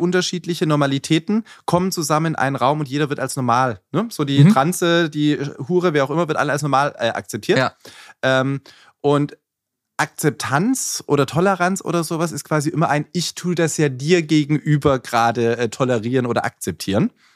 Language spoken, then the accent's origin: German; Fellbach, Baden-Württemberg, Germany; moved away as an adult; also born or lived in Dortmund; now in Berlin, Germany; ich komme ursprünglich aus dem Schwabenländle